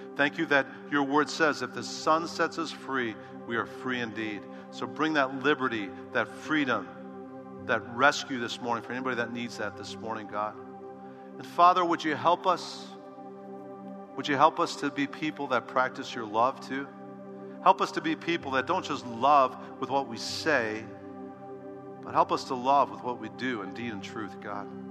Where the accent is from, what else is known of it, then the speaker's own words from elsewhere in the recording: Chicago, Illinois, United States; I'm from Chicago